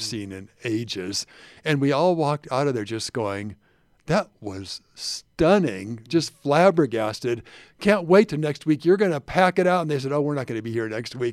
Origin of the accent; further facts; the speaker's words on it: Hawaii, United States; moved away as an adult; also born or lived in North Carolina; now in Salt Lake City, United States; Nina and I are from Hawaii originally. That's our home.